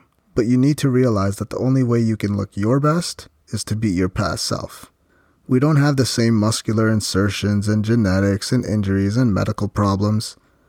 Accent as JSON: {"language": "English", "country": "Philippines", "said": "So me, I'm Filipino, I grew up eating Filipino food, and I still enjoy it to this day on occasion."}